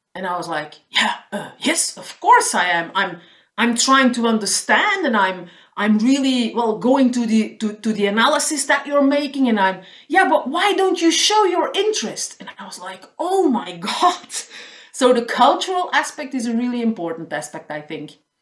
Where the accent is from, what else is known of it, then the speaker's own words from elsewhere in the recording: Flanders, Belgium; first language Dutch; English is a second language; I'm living in the northern part of the country, so I speak Dutch. That's my mother tongue.